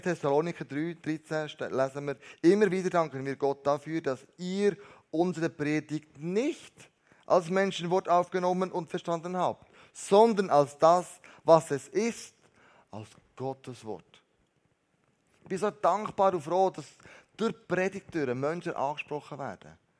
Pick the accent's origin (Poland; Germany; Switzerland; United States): Switzerland; wir Schweizer